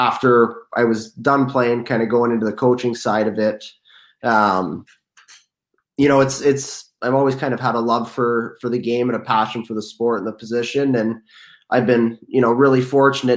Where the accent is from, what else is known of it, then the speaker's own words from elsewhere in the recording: St. Catharines, Ontario, Canada; I grew up in St. Catharines in the Niagara region here in Ontario